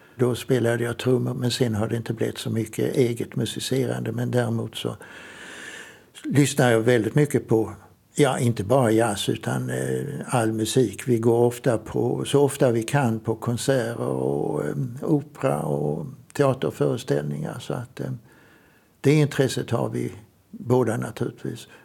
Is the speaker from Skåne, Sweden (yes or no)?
yes; Trelleborg, Skåne, Sweden; jag är uppvuxen i Trelleborg, Söderslätt